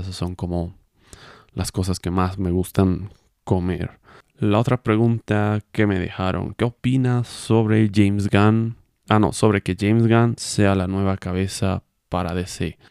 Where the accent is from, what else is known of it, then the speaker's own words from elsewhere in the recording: Cochabamba, Bolivia; yo soy de Bolivia, de Cochabamba, Bolivia